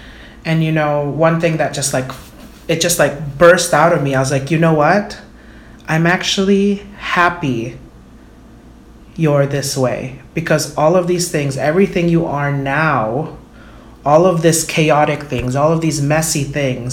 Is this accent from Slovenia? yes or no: no; Philippines; I'm Filipino